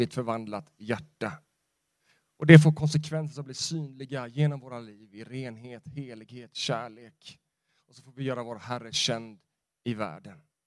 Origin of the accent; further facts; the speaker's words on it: Sweden; jag är en svensk